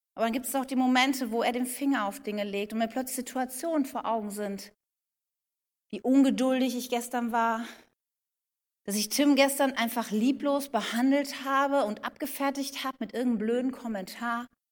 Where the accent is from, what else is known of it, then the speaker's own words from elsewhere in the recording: Wuppertal, North Rhine-Westphalia, Germany; ich bin in Wuppertal geboren